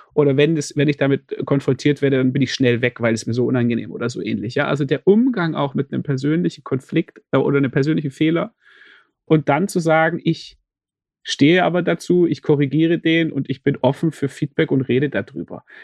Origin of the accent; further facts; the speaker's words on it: Stuttgart, Baden-Württemberg, Germany; als jemand, der aufgewachsen ist in Stuttgart